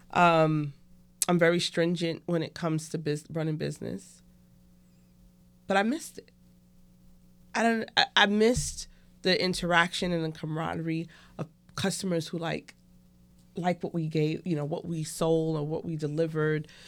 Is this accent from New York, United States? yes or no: yes; New York City, New York, United States; moved away; I was born and raised in Brooklyn, New York, um, in Crown Heights